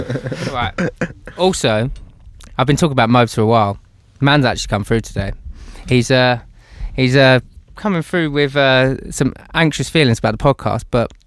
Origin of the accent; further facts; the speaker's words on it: Grays, East of England, United Kingdom; my hometown of Grays